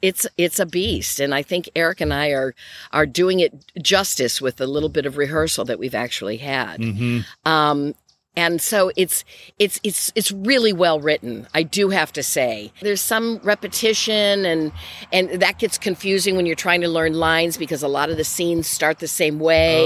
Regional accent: Grand Rapids, Michigan, United States; moved away; also born or lived in California; when I was growing up in Grand Rapids, Michigan

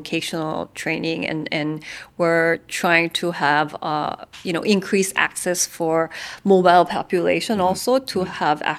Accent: South Korea; now in Vietnam; I'm actually a migrant worker because I'm from Korea. I work in Vietnam.

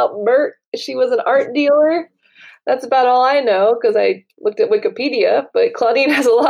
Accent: United States; moved away as an adult; now in Paris, France; I'm an American girl who chased her creative dreams all the way to Paris, France

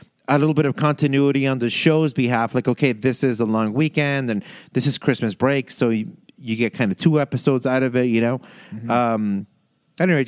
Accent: Canada

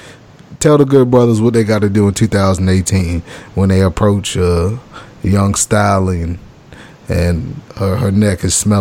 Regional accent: Jacksonville, Florida, United States; I'm from Jacksonville, Florida, which is southern Georgia.

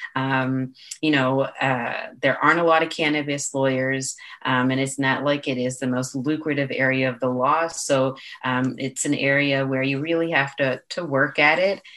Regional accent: Toronto, Ontario, Canada; I'm from Toronto

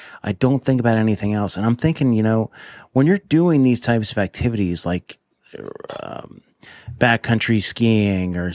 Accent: New Jersey, United States; I grew up in New Jersey

